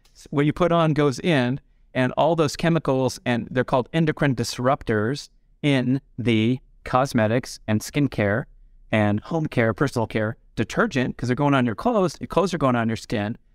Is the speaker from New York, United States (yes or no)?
no; Los Angeles, California, United States; growing up in the San Fernando Valley in the eighties